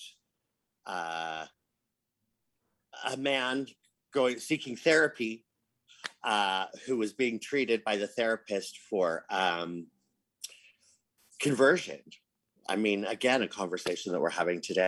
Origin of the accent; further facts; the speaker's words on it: Salt Lake City, Utah, United States; growing up in Salt Lake City